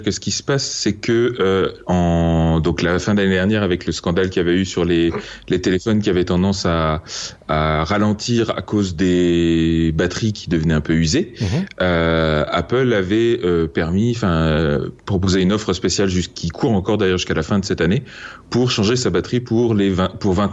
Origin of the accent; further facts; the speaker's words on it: France; je suis français, monsieur.